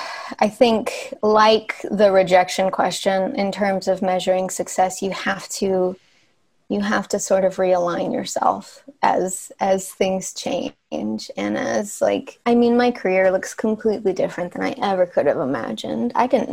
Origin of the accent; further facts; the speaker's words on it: Arkansas, United States; moved away as an adult; now in Los Angeles, United States; I'm from Arkansas. Yeah. Okay. So I moved to LA when I went to USC for college.